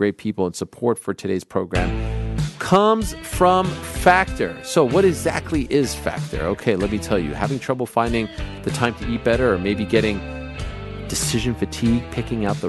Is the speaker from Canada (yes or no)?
yes; Canada; I'm Canadian.